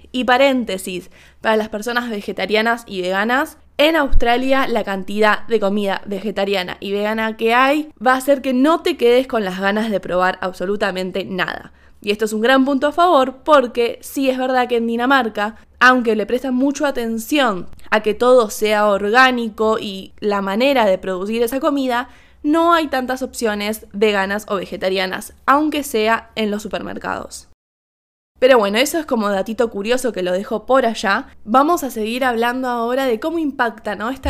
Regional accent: Argentina; le empecé a decir, perdón, perdón, perdón, soy argentina, perdón, saludamos así.

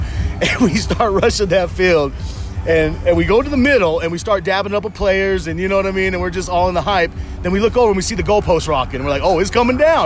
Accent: West Valley City, Utah, United States; we're from West Valley. We're born and raised in Utah.

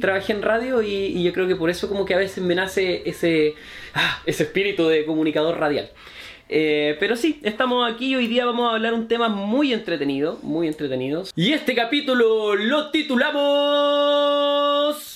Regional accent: Chile; soy chileno

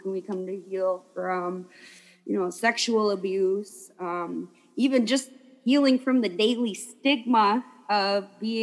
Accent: Lake Vermilion Reservation, near Tower, Minnesota, United States; I'm from the Lake of the Sunset Glow, Lake Vermilion, and the Lake Vermilion Reservation is across the bay from a town called Tower, Minnesota

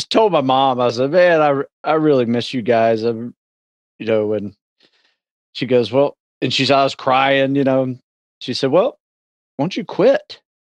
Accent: Live Oak, Florida, United States; moved away; I grew up in a small town in North Florida called Live Oak, Florida, Suwanee County

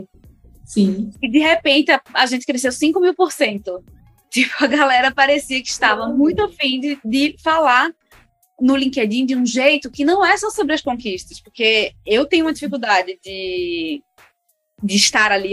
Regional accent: Recife, Pernambuco, Brazil; now in São Paulo, Brazil; sou de Pernambuco, é, de Recife.

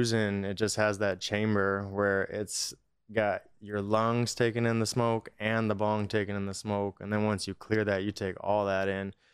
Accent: Norco, California, United States; Riverside originally, uh, the Inland Empire, like Corona, Norco area.

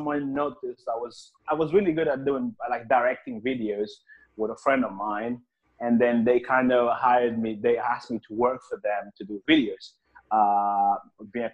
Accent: Angola; moved away as an adult; now in London, United Kingdom; I was actually born in Angola, that's in Africa, and I left the country when I was 18 years old, and I came here to the UK

